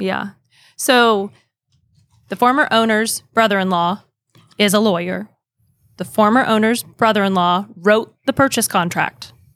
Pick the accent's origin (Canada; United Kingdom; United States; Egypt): United States; Kansas; moved away as an adult; also born or lived in Oklahoma; my hometown back in Kansas